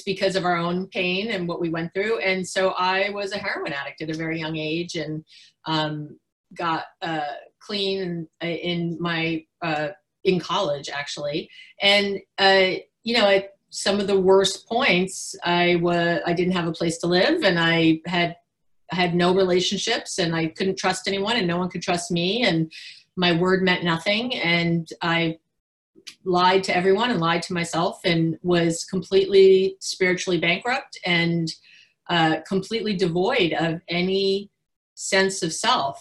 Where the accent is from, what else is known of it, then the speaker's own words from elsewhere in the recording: New York City, New York, United States; now in Berkeley, United States; I'm from New York City